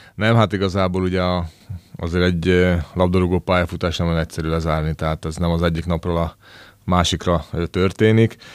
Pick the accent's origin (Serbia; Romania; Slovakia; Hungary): Slovakia; nekem felvidéki srácként egy ö, álmom volt az, hogy ö, Szlovákiában születtem, de, de magyar családban és magyar emberként